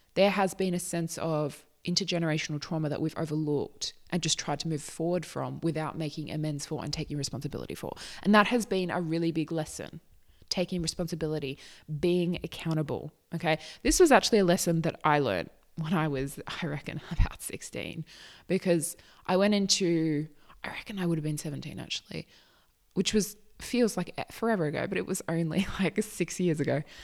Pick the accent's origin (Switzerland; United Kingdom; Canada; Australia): Australia; I am not American. I am Australian.